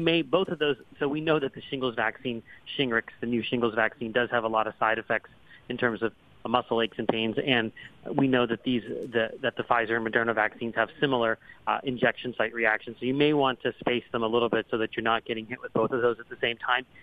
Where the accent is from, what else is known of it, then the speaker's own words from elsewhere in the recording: Pennsylvania, United States; Pennsylvania, my home state